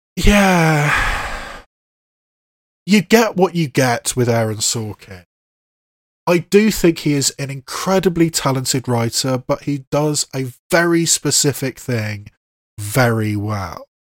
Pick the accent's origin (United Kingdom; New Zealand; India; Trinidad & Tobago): United Kingdom; England; an English person